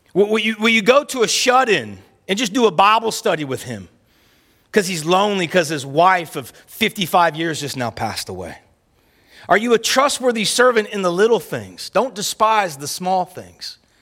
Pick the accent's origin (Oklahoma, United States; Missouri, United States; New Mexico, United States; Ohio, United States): Oklahoma, United States; where I grew up at in the South and in Oklahoma